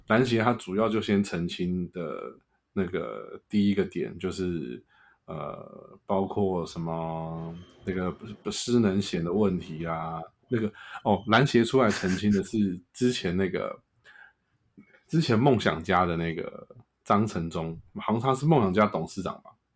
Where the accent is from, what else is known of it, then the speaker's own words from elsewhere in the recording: Taiwan; 我也是台湾人